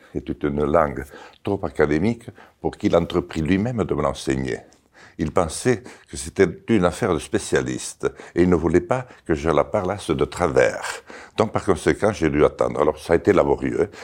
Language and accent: French; Béarn, Nouvelle-Aquitaine, France; first language Béarnais; French is a second language; J'y suis né. Et j'y suis né, j'y ai grandi